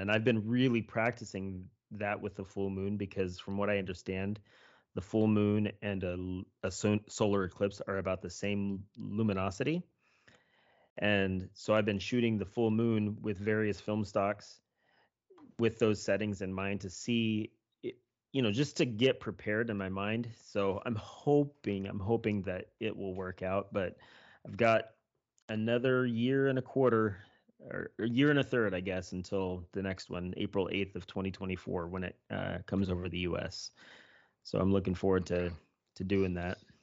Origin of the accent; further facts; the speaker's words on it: Kansas, United States; I'm from Kansas. That's where I was born and raised.